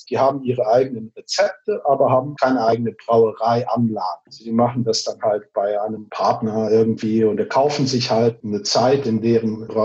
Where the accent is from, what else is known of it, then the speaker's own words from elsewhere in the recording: Brazil; moved away as an adult; now in Frankfurt, Germany; ist Made in Germany, and assembled in Brazil. Ich bin in Brasilien geboren von deutschen Eltern, also deswegen habe ich auch zuerst Deutsch gelernt und dann Portugiesisch, habe aber mein ganzes Leben lang in Brasilien verbracht